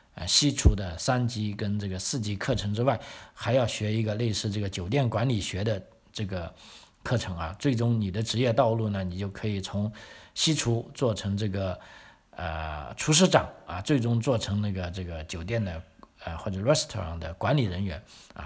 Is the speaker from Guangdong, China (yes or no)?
yes; Guangdong, China; also born or lived in Sydney, Australia / Melbourne, Australia; now in South Australia, Australia; 我们广东人喜欢吃苦瓜